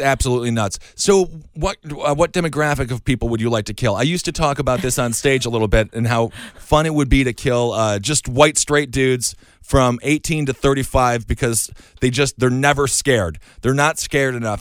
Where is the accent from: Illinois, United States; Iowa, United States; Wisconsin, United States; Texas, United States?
Wisconsin, United States; now in New York, United States; growing up in Wisconsin